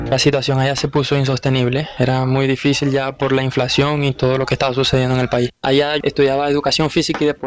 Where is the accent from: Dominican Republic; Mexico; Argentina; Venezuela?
Venezuela; now in Anorí, Colombia